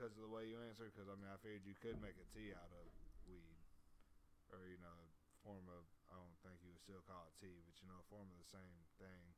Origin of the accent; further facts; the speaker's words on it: South Carolina, United States; We're from South Carolina